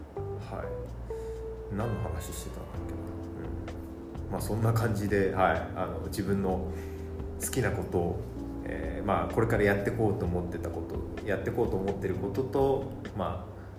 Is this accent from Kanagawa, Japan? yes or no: yes; Yokohama, Kanagawa, Japan; 僕地元が横浜なんですけど